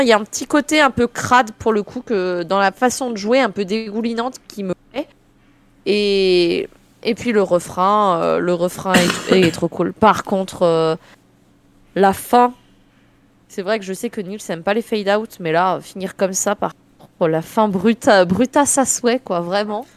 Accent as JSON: {"language": "French", "country": "France", "said": "je suis française"}